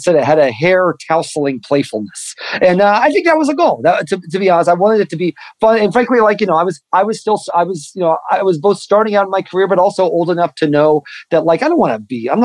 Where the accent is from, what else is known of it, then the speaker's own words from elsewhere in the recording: Mattoon, Illinois, United States; I'm from a town called Mattoon, Illinois, in central Illinois